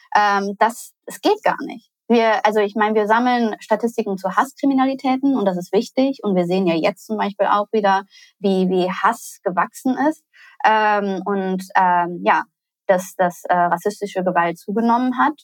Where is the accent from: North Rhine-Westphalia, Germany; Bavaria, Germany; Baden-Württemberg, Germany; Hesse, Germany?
North Rhine-Westphalia, Germany; Cologne; ich komme persönlich aus Köln, wurde dort geboren, bin dort zur Schule gegangen